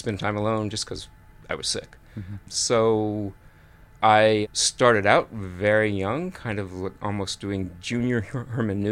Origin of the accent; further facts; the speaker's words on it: Amarillo, Texas, United States; So I was born in Texas, in Amarillo, which is way up north.